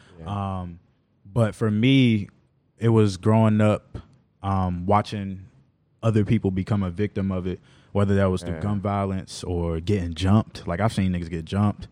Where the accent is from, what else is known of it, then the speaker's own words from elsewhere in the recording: Washington, District of Columbia, United States; I grew up in Northeast D.C. In the Mayfair neighborhood, like Mayfair Paradise side